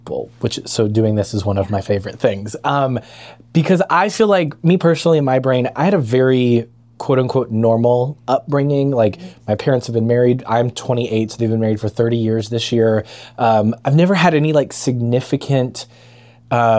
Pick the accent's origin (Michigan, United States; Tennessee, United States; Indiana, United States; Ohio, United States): Tennessee, United States; near Memphis; moved away as an adult; also born or lived in Jackson, Tennessee; now in Chattanooga, United States; I grew up in Cairoville, Tennessee, right outside of Memphis